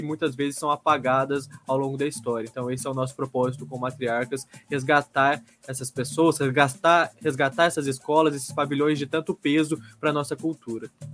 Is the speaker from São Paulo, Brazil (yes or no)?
yes; Guaratinguetá, São Paulo, Brazil; Eu sou paulista do interior, Guaratinguetá